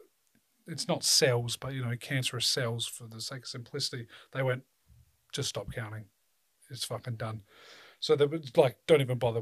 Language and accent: English; South Australia, Australia; I'm from South Australia